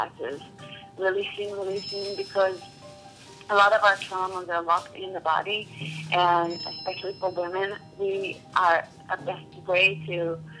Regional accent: Israel; moved away as an adult; now in United States; I was born in Israel, and I came to the States about 14 years ago.

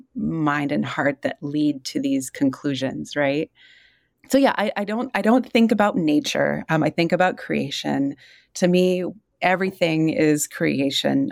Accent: Yurok community in Northern California, United States; also born or lived in Wisconsin; now in Tucson, United States; I was raised in the Yurok community in Northern California

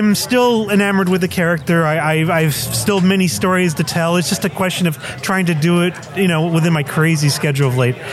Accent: Bell Gardens, California, United States; also born or lived in Nogales, Sonora, Mexico / South Central Los Angeles; we settled in the wonderful, even more glamorous world of Bell Gardens, California.

